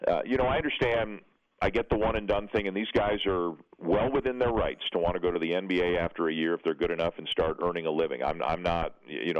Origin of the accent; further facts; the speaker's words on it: Canada; I'm Canadian, for those who don't know, down there. And I've always lived in Canada